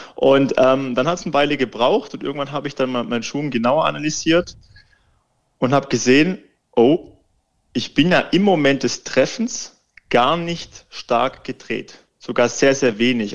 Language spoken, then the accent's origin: German; Baden-Württemberg, Germany; moved away; Ich komme ja ursprünglich aus Baden-Württemberg, aus einem ganz, ganz kleinen Kaff und der Golfplatz, der Golfclub ist eigentlich um das Dorf rum gebaut